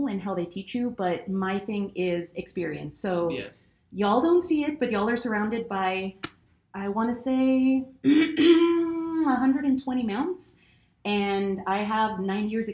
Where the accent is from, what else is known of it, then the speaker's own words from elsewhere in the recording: Texas, United States; moved away as an adult; I'm originally from Texas